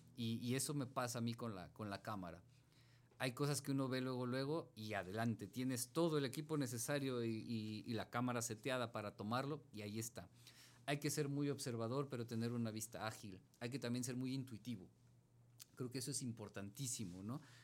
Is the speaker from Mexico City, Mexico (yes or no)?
yes; Mexico City, Mexico; yo, yo crecí en Iztapalapa